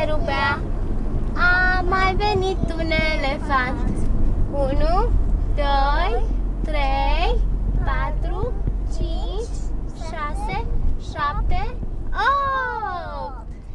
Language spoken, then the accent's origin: English; Roman, Romania; born or raised there; now in United Kingdom